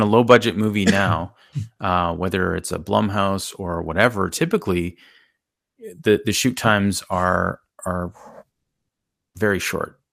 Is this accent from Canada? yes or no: yes; Canada; I'm Canadian